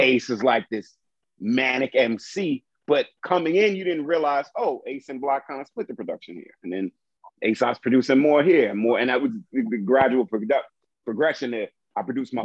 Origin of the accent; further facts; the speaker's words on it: New York City, New York, United States; I grew up in Brooklyn